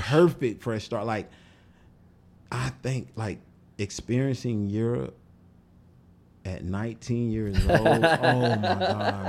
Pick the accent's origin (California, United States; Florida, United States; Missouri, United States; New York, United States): Florida, United States; I had never seen snow. Never. Oh, I'm from Florida, so you know what I mean?